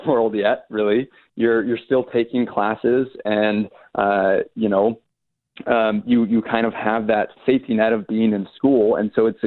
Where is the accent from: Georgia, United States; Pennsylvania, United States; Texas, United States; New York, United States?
Georgia, United States; Atlanta; also born or lived in Chapel Hill, North Carolina; I'm from Atlanta